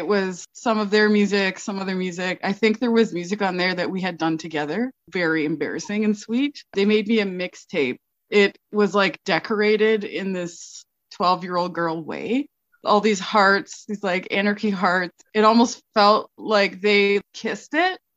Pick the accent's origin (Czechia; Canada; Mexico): Canada; Toronto, Ontario; also born or lived in Guelph, Ontario; now in Fort St. James, Canada; I'm from Toronto